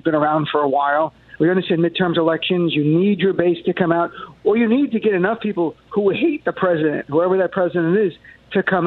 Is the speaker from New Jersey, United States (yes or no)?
yes; New Jersey, United States; growing up in Jersey